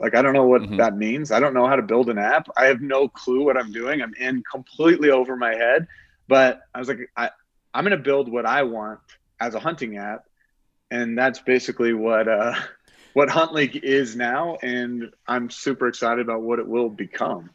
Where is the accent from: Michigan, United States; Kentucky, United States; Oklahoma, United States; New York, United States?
Oklahoma, United States; moved away as an adult; now in Colorado, United States; I grew up in Oklahoma fishing